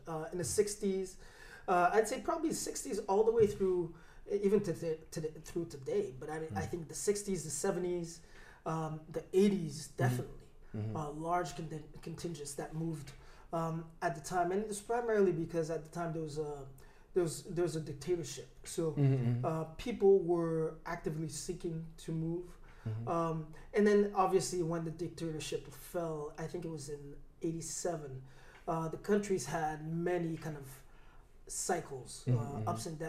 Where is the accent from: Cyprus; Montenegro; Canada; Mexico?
Canada; Montreal, Quebec; also born or lived in Newark, New Jersey; So I grew up mostly in Montreal, but also in Newark, New Jersey.